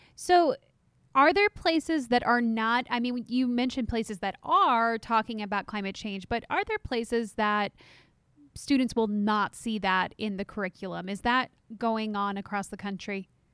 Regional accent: Texas, United States; my home state of Texas

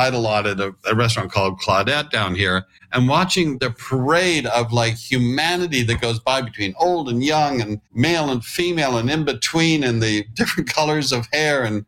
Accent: Canada; moved away as an adult; now in New York, United States; And I was living and growing up in Canada.

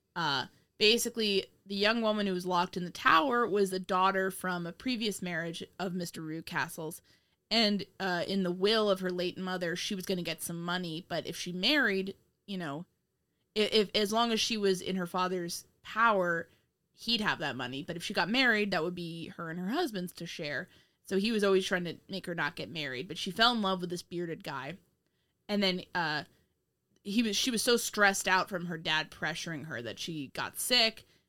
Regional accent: New York, United States; moved away as an adult; also born or lived in Virginia; now in Indiana, United States

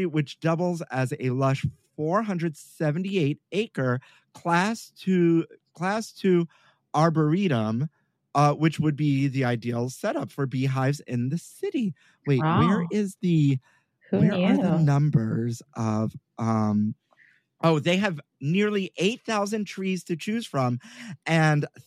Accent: New York City, New York, United States; I'm born and raised in Brooklyn.

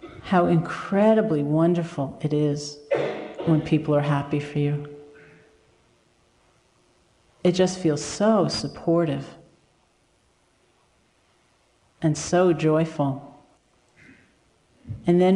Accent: United States; as an American

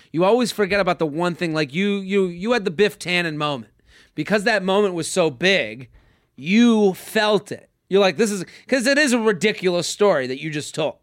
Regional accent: Boston, Massachusetts, United States; I'm from Boston. We, I used to go to Maine every summer

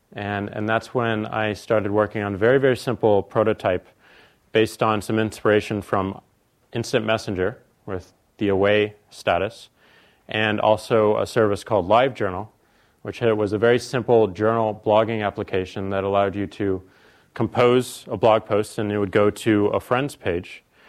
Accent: St. Louis, Missouri, United States; we're from St. Louis, so there's a lot of meat, meat and potatoes.

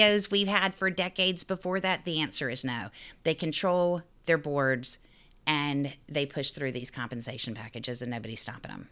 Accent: Raleigh, North Carolina, United States; now in New York, United States; I grew up in Raleigh, North Carolina

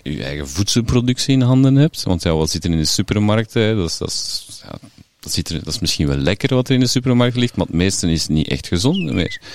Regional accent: Flemish Brabant, Flanders, Belgium; moved away as an adult; also born or lived in Sint-Amandsberg / Ghent; now in Melle, Belgium; ik kom van Vlaams-Brabant

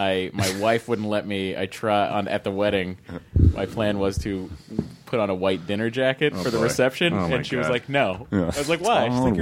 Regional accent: United States; I'm American.

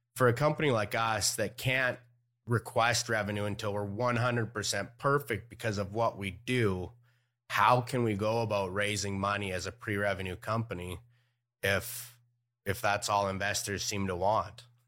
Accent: Canada; moved away; I was born in Canada

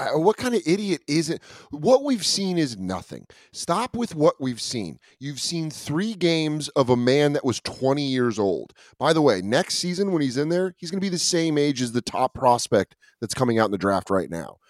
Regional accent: Denver, Colorado, United States; now in San Francisco, United States; growing up in Denver

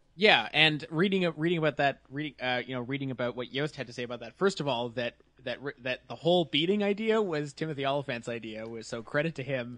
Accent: Canada; now in Toronto, Canada; I'm from the country that Toronto is

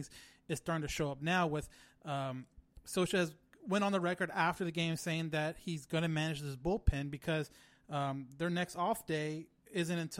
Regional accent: California, United States; We're from California

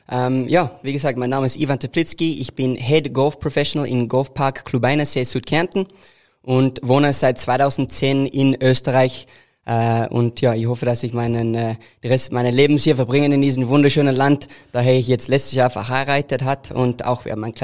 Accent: South Africa; German is a second language; Ja, so bei uns in Südafrika natürlich ist das äh, ein großer Golfsport. Äh, mein Großvater war die Präsident von einem Golfclub unten in Südafrika und hat mich zu diesem wunderschönen äh, Sport gebracht.

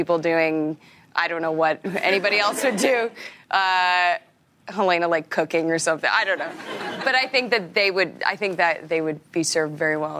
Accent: Regina, Saskatchewan, Canada; Yeah. I'm from Regina.

